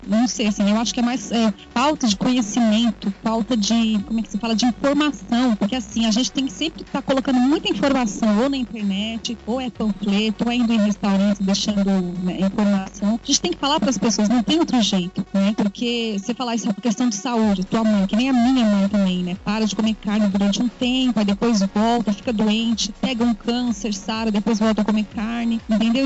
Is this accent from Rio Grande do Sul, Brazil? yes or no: no; São Paulo, Brazil; eu sou de São Paulo, nasci, fui criada aqui